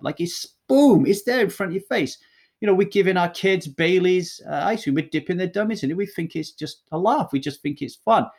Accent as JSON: {"language": "English", "town": "Ogmore Vale", "region": "Wales", "country": "United Kingdom", "tie": "born or raised there", "also_born_or_lived": "Manchester, England", "said": "I grew up in a little valley called Ogmore Vale"}